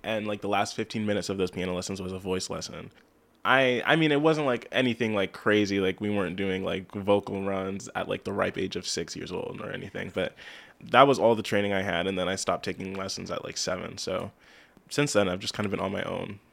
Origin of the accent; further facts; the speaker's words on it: Lebanon, United States; also born or lived in Lancaster; I was born in Lancaster, but I've, I've lived here my whole life in Lebanon